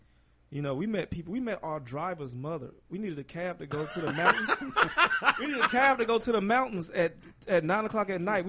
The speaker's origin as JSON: {"language": "English", "region": "the South", "country": "United States", "said": "As a Southerner, you know what I mean?"}